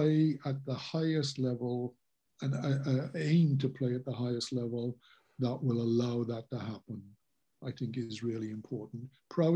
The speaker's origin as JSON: {"language": "English", "region": "Wales", "country": "United Kingdom", "said": "I'm Welsh through and through"}